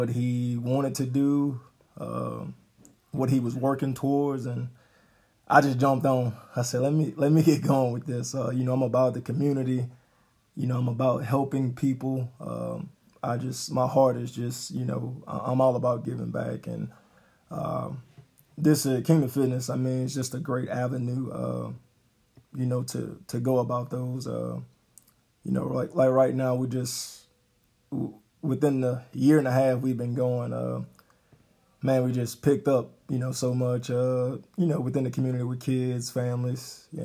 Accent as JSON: {"language": "English", "town": "Baton Rouge", "region": "Louisiana", "country": "United States", "moved": "as an adult", "lives_now": "Gonzales, United States", "said": "I'm from the Baton Rouge area. I'm married and married and moved to Gonzales"}